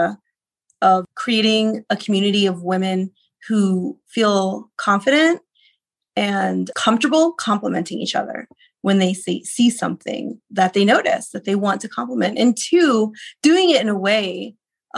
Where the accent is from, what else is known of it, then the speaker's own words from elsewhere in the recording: Texas, United States; now in Denver, United States; I'm from Texas mostly